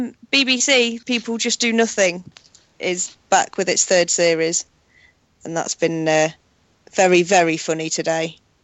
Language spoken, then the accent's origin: English; United Kingdom; as a British citizen